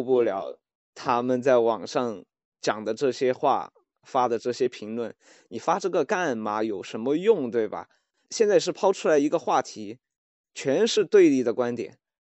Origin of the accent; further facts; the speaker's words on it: Chengdu, Sichuan, China; now in Shanghai, China; 我现在在上海，然后我家是成都的嘛